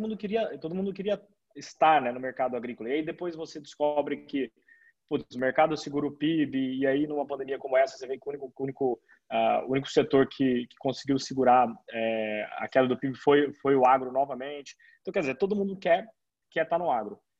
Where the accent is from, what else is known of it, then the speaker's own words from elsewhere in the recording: Campo Grande, Mato Grosso do Sul, Brazil; now in São Paulo, Brazil; eu estou em São Paulo hoje, apesar de eu ser, eu sou de Campo Grande, da tá, Mato Grosso do Sul.